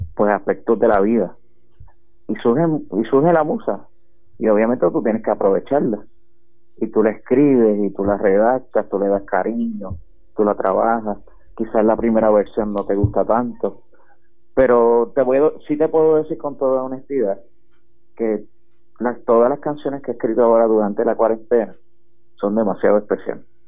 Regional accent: Utuado, Puerto Rico; yo soy utuadeño, yo, nacido, criado y vivo aquí en Utuado

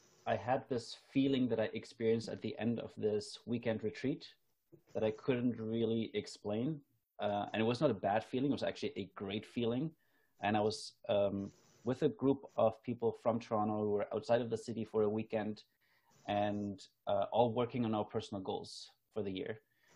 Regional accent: Germany; now in Canada; I noticed that I haven't had this in my life since I moved from Germany to Canada. So this was like after I lived in Canada for 8 years.

